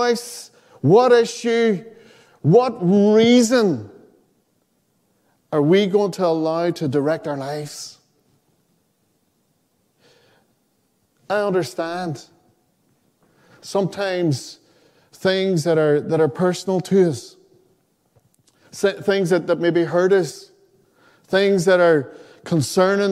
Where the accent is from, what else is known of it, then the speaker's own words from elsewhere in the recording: Donegal, Ulster, Ireland; I grew up in Donegal